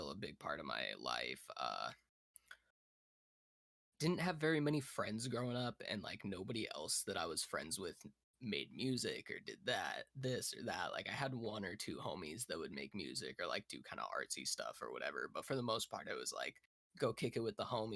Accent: Fremont County, Colorado, United States; I originally come from Fremont County, Colorado

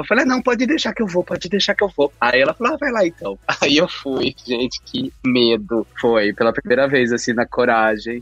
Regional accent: interior of São Paulo, Brazil; moved away as an adult; now in Ireland; Eu sou do interior de São Paulo

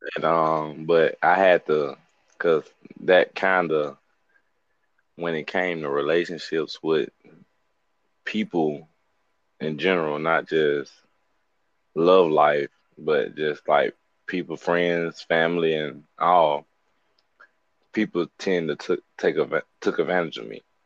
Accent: Birmingham, Alabama, United States; I'm from Birmingham, Alabama, from the west side

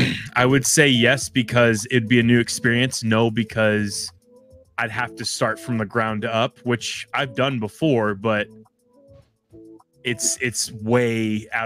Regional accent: Oklahoma, United States; I've always been in Louisville. It is my place where I was raised. Basically, I was born in Oklahoma

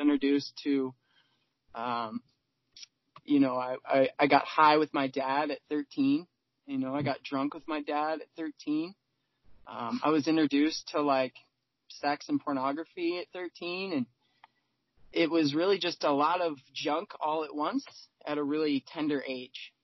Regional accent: California, United States; now in Seattle, United States; I was born in California

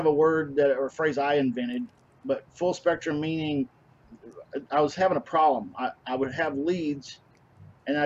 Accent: Kentucky, United States; accent: hillbilly; moved away as an adult; now in Kansas City, United States; I'm actually originally from Kentucky, so I'm a transplant.

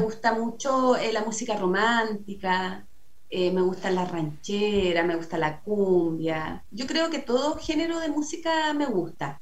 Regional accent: San Pedro de la Paz, Biobío, Chile; acá me crié, acá nací, aquí hice toda como mi, mi vida infantil de niñez con mi familia

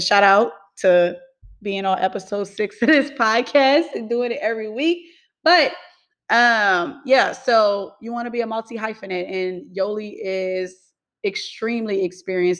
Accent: New Orleans, Louisiana, United States; now in Houston, United States; I'm from New Orleans, but I currently reside in Houston, Texas.

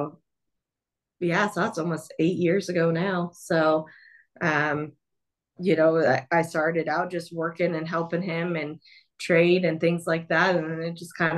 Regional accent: Southern California, United States; I grew up down in Southern California

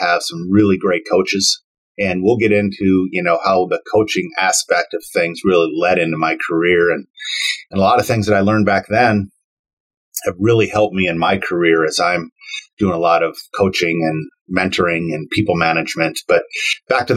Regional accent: Saint Paul, Minnesota, United States; east side of St. Paul is really where I was born and raised.

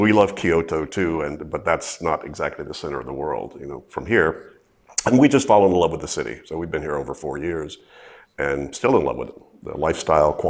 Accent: Louisiana, United States; also born or lived in Zurich, Switzerland; now in Amsterdam, Netherlands; I grew up in Louisiana in the south of in the U.S.

